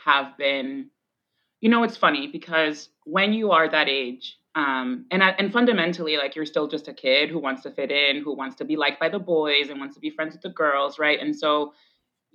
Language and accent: English; Boston, Massachusetts, United States; first language Spanish; English is a second language; also born or lived in Roxbury, Boston; I grew up in the heart of Jamaica Plain. I grew up on Washington and Glen Road, like right that intersection right there